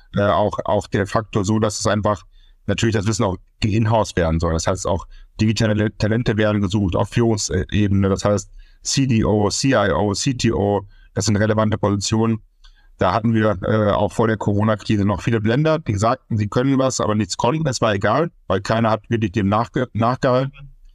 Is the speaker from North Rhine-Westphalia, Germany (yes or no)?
yes; Münster, North Rhine-Westphalia, Germany; gebürtig aus Münster, Westfalen